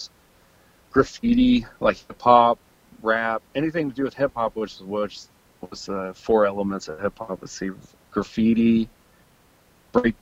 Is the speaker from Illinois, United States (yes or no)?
yes; Illinois, United States; I just skated in Illinois